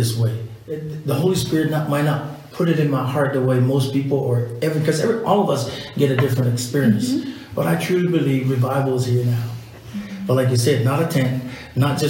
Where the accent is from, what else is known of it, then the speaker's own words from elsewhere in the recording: Samoa; moved away; I'm from Samoa